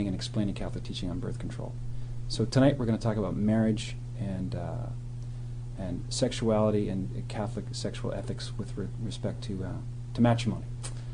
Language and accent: English; Nova Scotia, Canada; moved away; also born or lived in Ottawa / Steubenville, Ohio; I'm a native of Nova Scotia, which is a state near Maine.